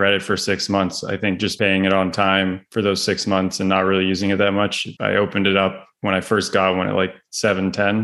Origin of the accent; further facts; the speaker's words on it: Vancouver, British Columbia, Canada; moved away as an adult; also born or lived in Northeast United States; now in United States; I'm originally from Vancouver, Canada, and I made my way out to the States, specifically the Northeast, from playing college soccer